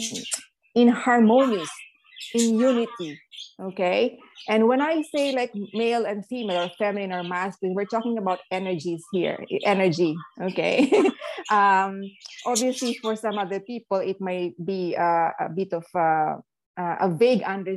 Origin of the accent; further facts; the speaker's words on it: Philippines; I grew up in the Philippines as a Catholic